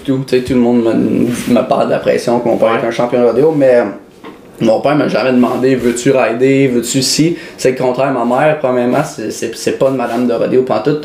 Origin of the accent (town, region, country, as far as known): Mirabel, Quebec, Canada; born or raised there; also born or lived in Edmonton, Alberta